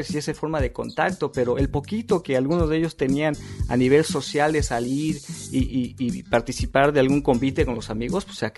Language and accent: Spanish; Naucalpan, State of Mexico, Mexico; moved away as an adult; now in Berlin, Germany; Mexiquense. O sea, nací en el Estado de México. nací en satélite